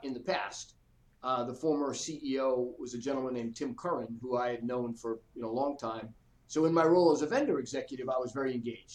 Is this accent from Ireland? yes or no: no; Boston, Massachusetts, United States; moved away as an adult; now in Atlanta, United States; I grew up in the Boston area, kind of lower middle class